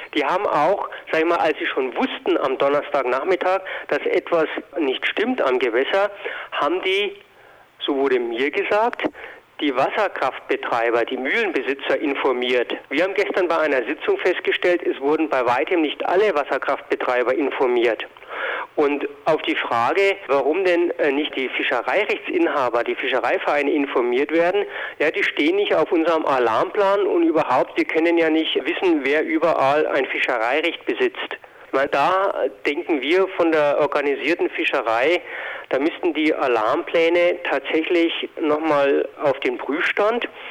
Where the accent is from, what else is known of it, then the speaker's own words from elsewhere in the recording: Lower Bavaria, Germany; bei uns in Niederbayern